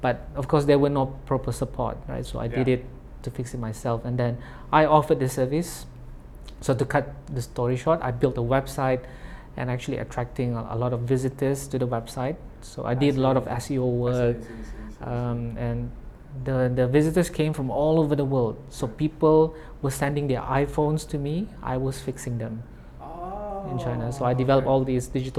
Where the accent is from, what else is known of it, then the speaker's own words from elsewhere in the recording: Tawau, Sabah, Malaysia; we were based in, we're from Tawau